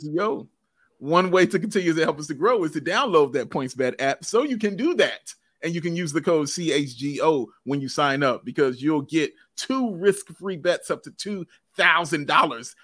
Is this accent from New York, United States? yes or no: no; Chicago, Illinois, United States; I'm from, from the city